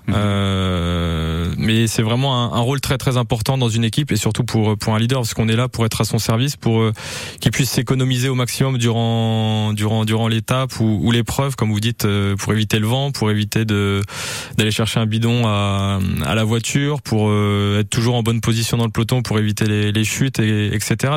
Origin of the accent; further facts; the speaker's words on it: France; on est français